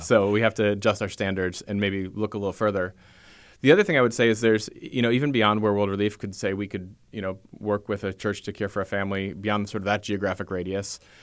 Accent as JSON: {"language": "English", "country": "United States", "said": "I'm an American. I have the cultural values that most Americans have"}